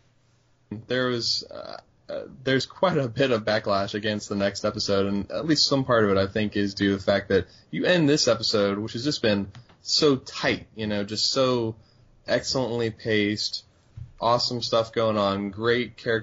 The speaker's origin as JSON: {"language": "English", "region": "West Virginia", "country": "United States", "tie": "born or raised there", "moved": "yes", "lives_now": "Houston, United States", "said": "I grew up in West Virginia, and we had Dunkin' there"}